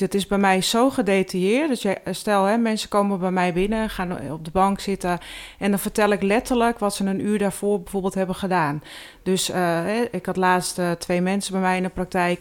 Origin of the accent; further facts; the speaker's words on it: Hoogwoud, North Holland, Netherlands; also born or lived in Heiloo; Ik ben geboren in Hoogwoud.